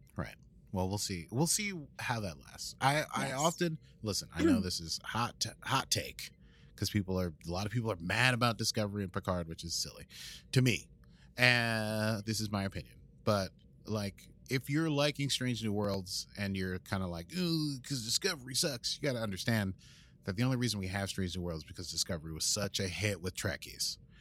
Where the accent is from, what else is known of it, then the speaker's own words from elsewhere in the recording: United States; accent: American; My normal American accent